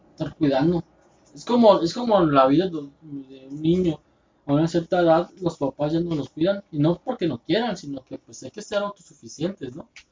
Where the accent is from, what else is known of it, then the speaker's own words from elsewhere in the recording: Tijuana, Baja California, Mexico; somos de Tijuana. Somos del norte.